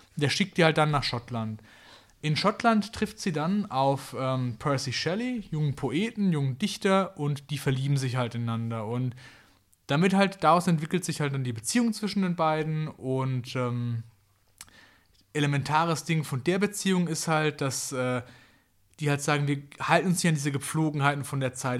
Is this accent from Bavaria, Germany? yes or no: no; Kraichgau, Baden-Württemberg, Germany; da wo ich herkomme, das schöne Kraichgau